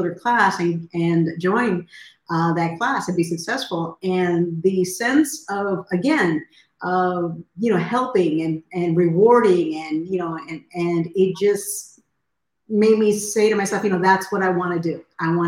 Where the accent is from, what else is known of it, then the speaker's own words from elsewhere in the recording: New York City, New York, United States; moved away as an adult; also born or lived in Honduras / San Francisco Bay Area; I'm originally from Honduras, but I was raised in New York City in the Bronx. I grew up there until my early 20s